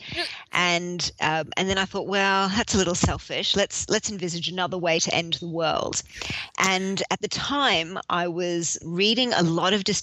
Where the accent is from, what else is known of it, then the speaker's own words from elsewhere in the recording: Sydney, New South Wales, Australia; moved away as an adult; also born or lived in London; When I moved back from London to Sydney